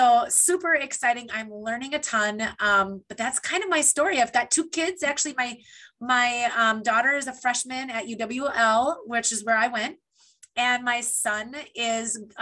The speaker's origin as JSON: {"language": "English", "town": "Beldenville", "region": "Wisconsin", "country": "United States", "tie": "born or raised there", "moved": "as an adult", "lives_now": "Minnesota, United States", "said": "I'm born and raised in Beldenville, Wisconsin."}